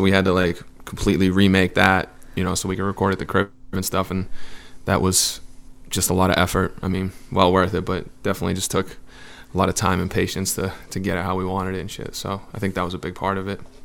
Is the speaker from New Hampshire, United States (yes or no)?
yes; Southern New Hampshire, United States; moved away as an adult; now in Los Angeles, United States; I'm from New Hampshire, um, like Southern New Hampshire. It's like forty minutes from Boston